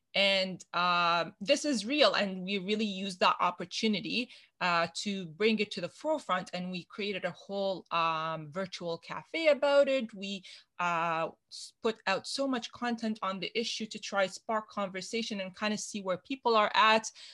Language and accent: English; Canada; a Canadian woman in STEM